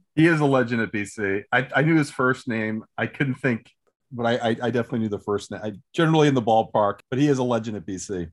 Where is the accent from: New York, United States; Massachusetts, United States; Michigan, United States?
Massachusetts, United States; Weymouth; I grew up outside of Boston in Weymouth, Massachusetts